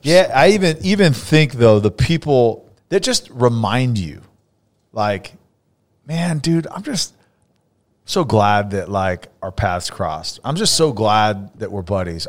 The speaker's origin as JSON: {"language": "English", "town": "Fresno", "region": "California", "country": "United States", "tie": "born or raised there", "moved": "yes", "lives_now": "Dallas area, United States", "said": "I grew up in Fresno"}